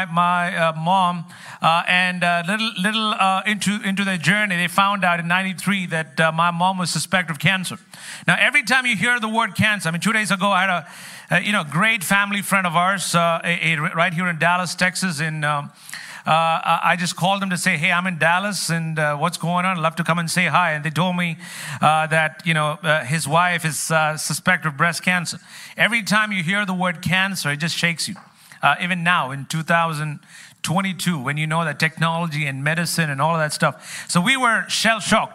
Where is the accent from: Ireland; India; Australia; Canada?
India; Kerala; also born or lived in New York City; now in New York, United States; I come from the land of curry